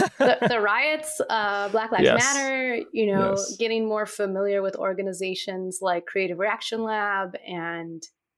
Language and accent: English; Istanbul, Turkey; when I went back to Turkey one summer, which is where I'm from. I grew up in Istanbul, Turkey, because my father's Turkish and my mother's American.